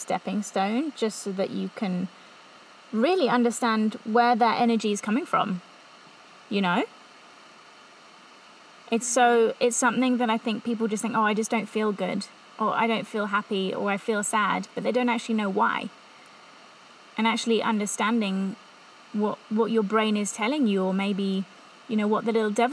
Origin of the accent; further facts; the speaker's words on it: England, United Kingdom; accent: English; moved away as an adult; also born or lived in Revelstoke, Canada / Whistler, Canada; I'm English, in case you didn't get the accent